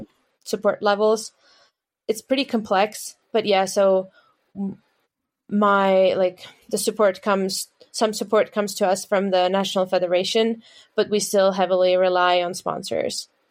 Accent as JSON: {"language": "English", "town": "Tallinn", "region": "Harju County", "country": "Estonia", "said": "we're all from Tallinn. We all started there together."}